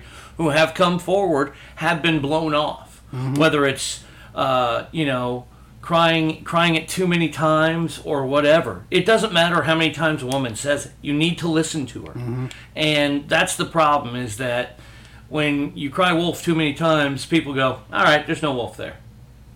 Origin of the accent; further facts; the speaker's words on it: the South, United States; I was raised in the South